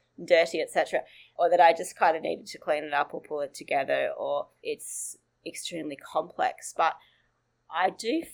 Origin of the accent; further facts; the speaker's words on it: northern New South Wales, Australia; now in Sydney, Australia; that's up in northern New South Wales, where I grew up